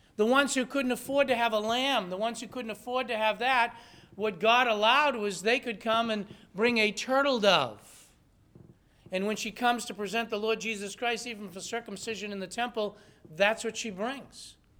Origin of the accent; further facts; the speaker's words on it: Lawrence, Massachusetts, United States; I grew up in Lawrence